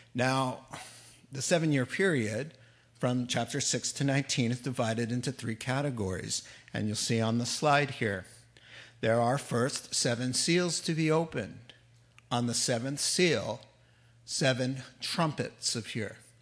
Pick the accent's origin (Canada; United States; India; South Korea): United States; New England; when I was a kid growing up in New England